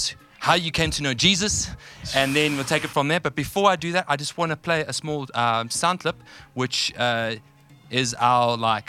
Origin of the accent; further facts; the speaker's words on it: Krugersdorp, Gauteng, South Africa; I'm also from Krugersdorp